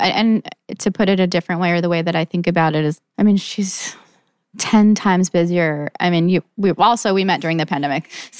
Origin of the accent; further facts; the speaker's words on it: Saudi Arabia; my mom's Cuban, I grew up in Saudi, like coming from that life, like, I mean, I know what working hard is.